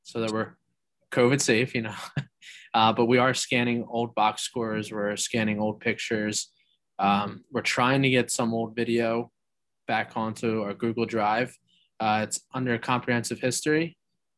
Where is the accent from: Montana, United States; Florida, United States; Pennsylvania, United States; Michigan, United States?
Pennsylvania, United States; Delaware County; I grew up in Delaware County, so I knew of Swarthmore College just from growing up in the community